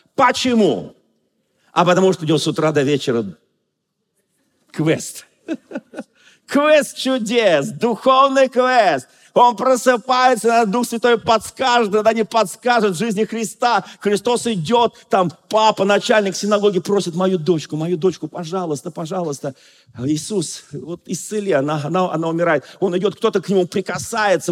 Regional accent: Moscow, Russia; Я москвич, но я просто говорю швидко

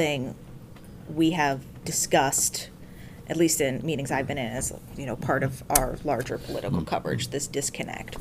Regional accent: Pittsburgh, Pennsylvania, United States; now in Boston, United States; I'm from Pittsburgh originally, which is about 20 miles south of there

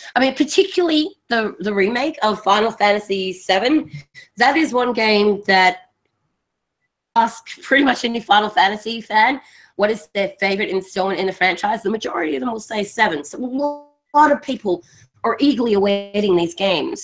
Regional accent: Australia; Being an Australian

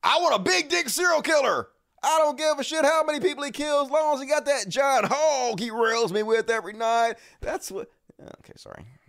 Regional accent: the South, United States

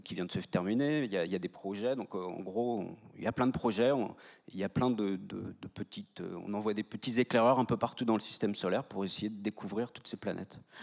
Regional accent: Brittany, France; now in Nantes, France; je suis de Morbihan

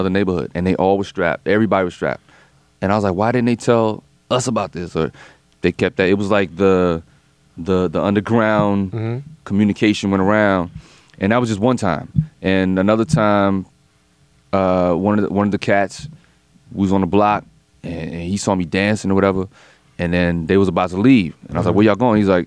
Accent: Fayetteville, North Carolina, United States; I'm from Fayetteville, North Carolina

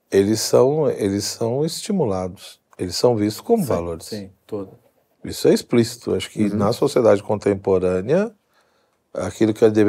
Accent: São Paulo, Brazil; Tá bom, eu sou paulista

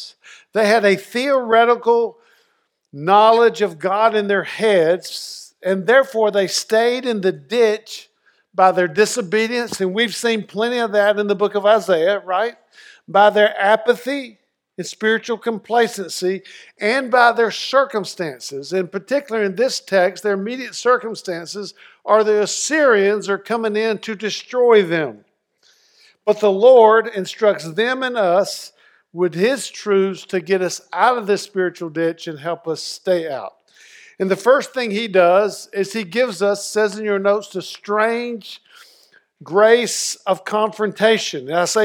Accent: North Carolina, United States; When I was at growing up in Eastern North Carolina, it snowed. I was 16.

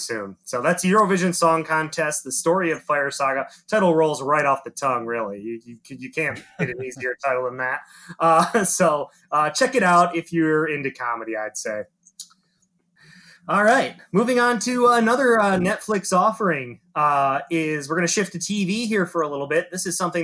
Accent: United States; being American

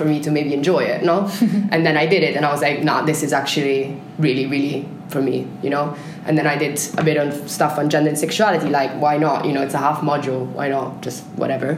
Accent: Italy; English is a second language; moved away as an adult; I was born in Italy and I lived in Italy until I was 17, and then I left

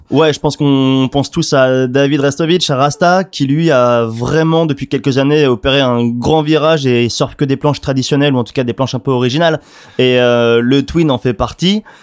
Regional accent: France; en tant que Français

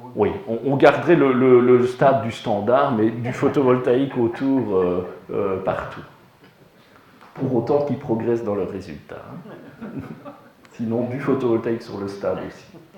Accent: Liège, Wallonia, Belgium; Je suis liégeois

